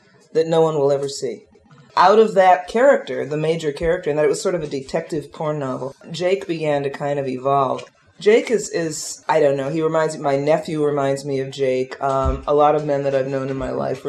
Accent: Minneapolis, Minnesota, United States; moved away; I grew up in Minneapolis, and I grew up in 2 different worlds in Minneapolis

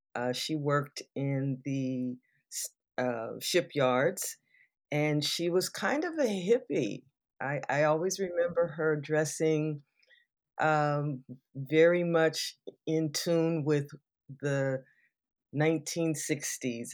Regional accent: Southern California, United States; I grew up in Southern California

